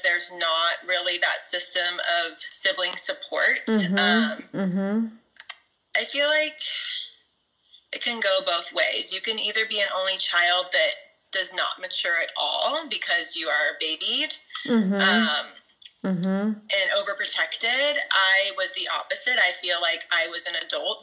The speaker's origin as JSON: {"language": "English", "town": "Clovis", "region": "California", "country": "United States", "tie": "born or raised there", "said": "I'm from Fresno, California, so Central California, Clovis more specifically. It's the suburb, and it's like total idyllic suburbia"}